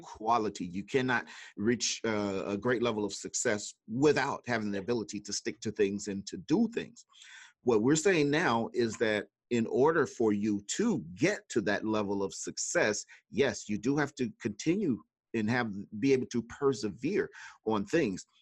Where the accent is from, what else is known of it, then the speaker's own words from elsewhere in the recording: Mississippi, United States; now in Chicago, United States; I was actually born in Mississippi, that great state with the, uh, a bunch of S's